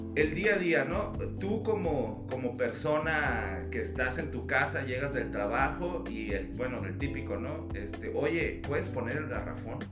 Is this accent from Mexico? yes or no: yes; Toluca, State of Mexico, Mexico; now in Mexicali, Mexico; yo no soy de aquí en Mexicali, tengo la mitad de mi vida aquí, pero eh, de donde yo soy, de, yo nací en Ciudad de México y viví en Toluca